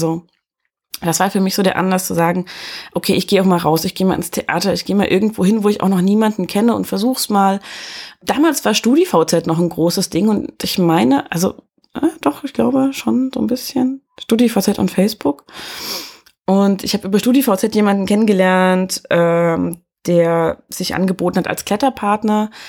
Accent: Erfurt, Thuringia, Germany; Ich bin in Erfurt geboren und groß geworden

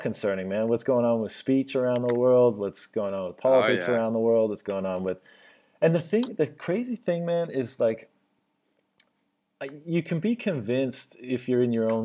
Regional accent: Newfoundland and Labrador, Canada; moved away as an adult; also born or lived in Shanghai, China / Beijing, China; I'm from Newfoundland, Canada

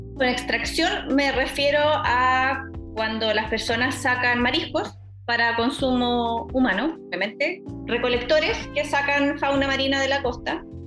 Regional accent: Chile; nosotros los chilenos

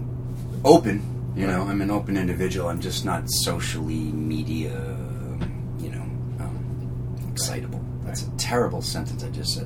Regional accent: Leominster, Massachusetts, United States; I'm from outside of Worcester County, Massachusetts. So I'm from a town called Leominster, Massachusetts.

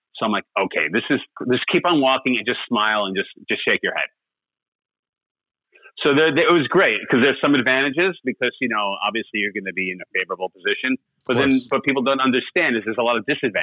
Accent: Long Island, New York, United States; moved away as an adult; also born or lived in Shanghai; Of course I'm from New York. I'm from Long Island

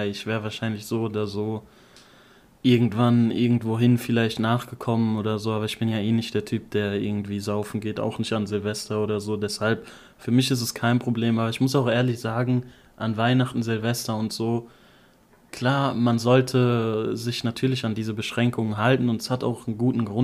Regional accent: Offenbach am Main, Hesse, Germany; bei uns in Offenbach

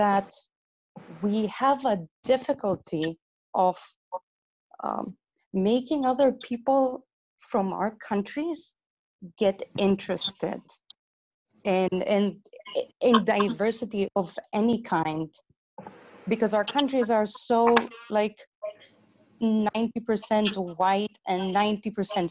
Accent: Greece; moved away as an adult; now in Netherlands; I come from Greece. At the moment, I live in the Netherlands

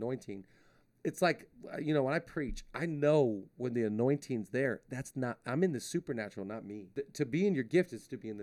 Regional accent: Shelton, Washington, United States; now in Los Angeles, United States; I was born in Shelton, Washington

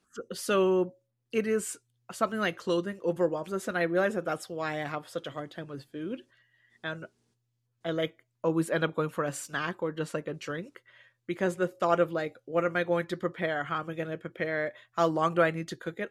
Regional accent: Canada; I've always felt too Canadian to be African and too African to be Canadian

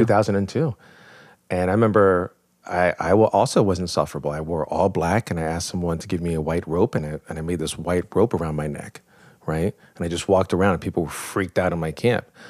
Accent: New York, United States; I was born in New York

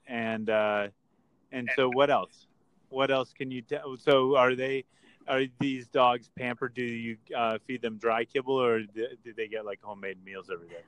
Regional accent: Westchester, New York, United States; I grew up in Westchester

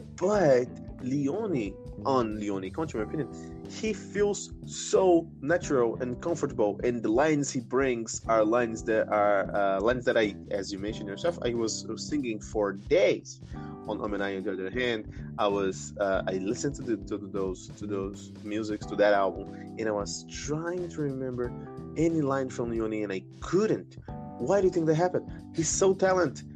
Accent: Brazil; I'm Brazilian from Brazil

